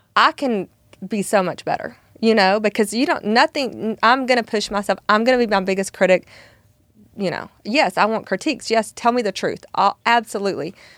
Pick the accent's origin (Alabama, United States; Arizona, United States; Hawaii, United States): Alabama, United States; now in Texas, United States; I'm originally from Alabama